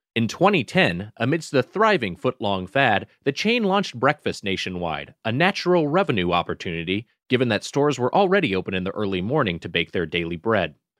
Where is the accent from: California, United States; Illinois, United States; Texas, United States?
California, United States; Southern; as someone from SoCal